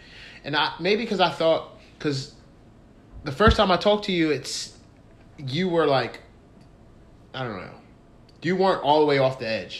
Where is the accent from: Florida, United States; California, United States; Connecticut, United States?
California, United States; Pasadena; I grew up in Pasadena.